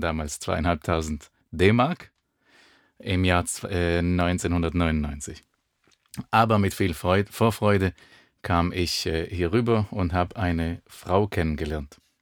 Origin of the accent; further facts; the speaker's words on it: Israel; German is a second language; moved away as an adult; also born or lived in Germany; ich bin in Israel geboren und aufgewachsen